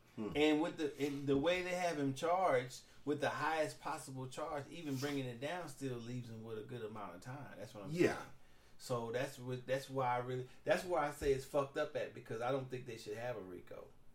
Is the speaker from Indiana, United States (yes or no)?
no; Houston, Texas, United States; Yeah, I'm from Houston. Ain't fucking with that.